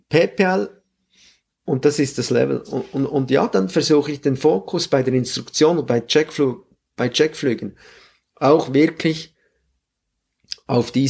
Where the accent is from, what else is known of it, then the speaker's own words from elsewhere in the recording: Grenchen, Solothurn, Switzerland; Ich bin auch in Grenchen groß geworden und dort war alles sehr professionell und sehr strukturiert.